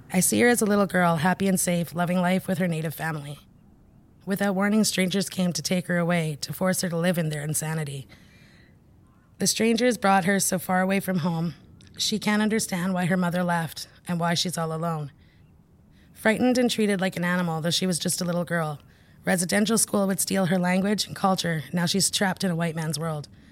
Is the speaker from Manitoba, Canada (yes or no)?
no; Haida Nation, British Columbia, Canada; I'm from the Haida Nation.